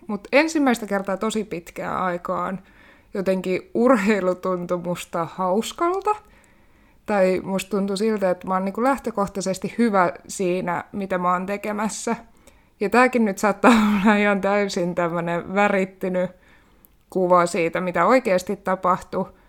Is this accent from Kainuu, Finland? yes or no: yes; Kainuu, Finland; moved away as an adult; also born or lived in Haukipudas, Finland; now in Helsinki, Finland; olen syntynyt Haukiputtaalla vuonna 1996. Sittemmin siirtynyt Kainuuseen kasvamaan ja nykyään tosiaan asustelen täällä Helsingissä